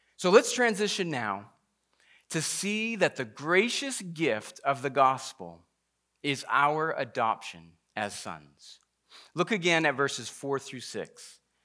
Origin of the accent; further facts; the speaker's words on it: Massachusetts, United States; I grew up in Massachusetts